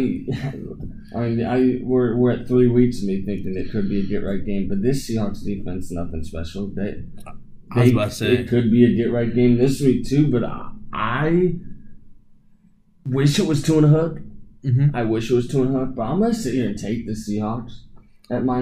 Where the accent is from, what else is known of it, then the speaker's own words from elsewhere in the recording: Kansas City, Missouri, United States; I'm from Kansas City, Missouri